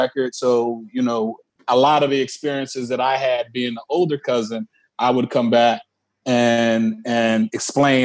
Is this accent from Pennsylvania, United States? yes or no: yes; Philadelphia, Pennsylvania, United States; So my first 6 years of my life, I lived in South Philly with Tariq's grandma.